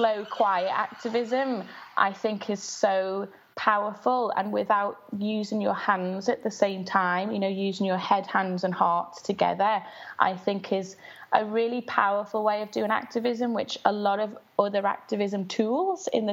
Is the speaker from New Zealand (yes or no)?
no; Liverpool, North West England, United Kingdom; I grew up in West Everton, which is a very low-income area in Liverpool, in the 80s